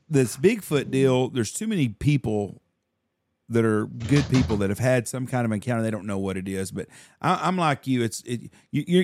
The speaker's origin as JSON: {"language": "English", "region": "Kentucky", "country": "United States", "said": "I'm from Kentucky."}